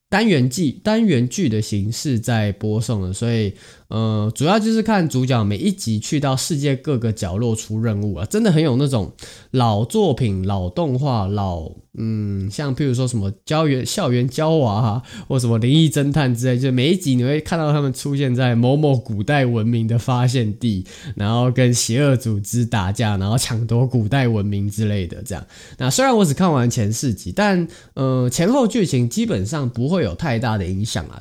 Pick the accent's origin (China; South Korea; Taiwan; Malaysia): Taiwan; 身为台湾人